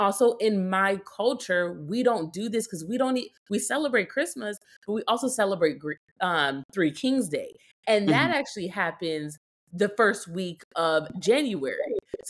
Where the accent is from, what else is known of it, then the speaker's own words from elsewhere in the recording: Puerto Rico; So I'm from Puerto Rico.